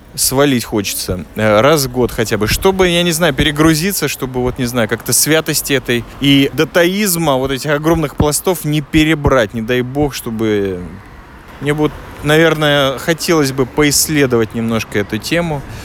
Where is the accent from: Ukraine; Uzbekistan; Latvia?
Latvia; now in Israel; я из Латвии